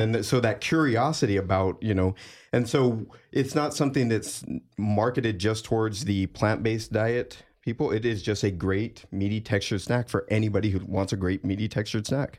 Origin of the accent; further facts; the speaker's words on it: Texas, United States; moved away as an adult; having just moved up from Texas, the San Antonio, Austin area and growing up in Texas on beef jerky.